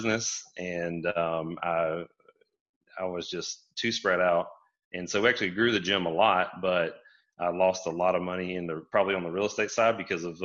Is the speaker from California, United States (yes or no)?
no; Brunswick, Georgia, United States; I grew up in Southeast Georgia in Brunswick